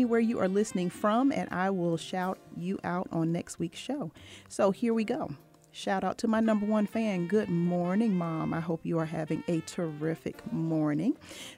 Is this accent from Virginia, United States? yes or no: yes; Norfolk, Virginia, United States; now in Atlanta, United States; and my hometown, Norfolk, Virginia.